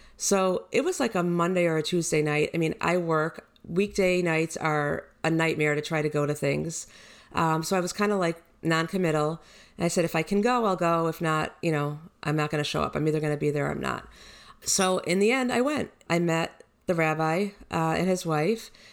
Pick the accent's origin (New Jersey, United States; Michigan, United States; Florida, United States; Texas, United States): Michigan, United States; Detroit; moved away as an adult; also born or lived in Miami / Houston; I was born in Detroit. I grew up there, went to high school and graduated